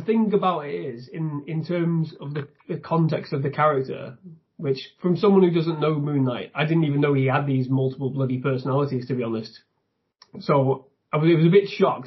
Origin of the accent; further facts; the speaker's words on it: the north of England, United Kingdom; I, am from the north of England